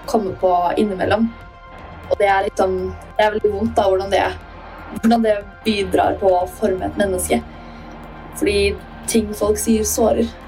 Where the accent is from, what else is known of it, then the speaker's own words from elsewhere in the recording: Northern Norway, Norway; det er sånn vi prater, vi er fra Nord-Norge.